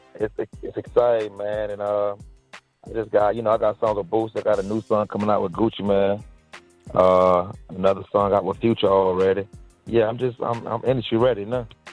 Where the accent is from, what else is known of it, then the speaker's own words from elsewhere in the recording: Dade City, Florida, United States; I'm from like it's called Dade City